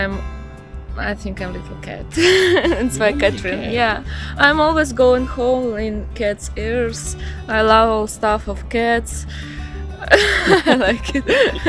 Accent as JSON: {"language": "English", "region": "Saint Petersburg", "country": "Russia", "also_born_or_lived": "Barcelona, Spain", "second_language": "English", "moved": "yes", "lives_now": "Fuerteventura, Spain", "said": "I'm from St. Petersburg."}